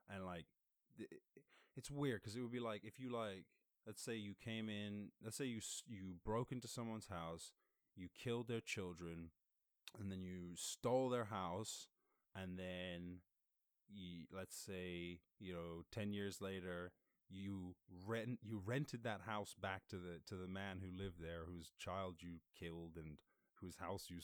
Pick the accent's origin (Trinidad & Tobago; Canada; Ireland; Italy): Ireland; moved away; I grew up in Ireland, and my family still live in Ireland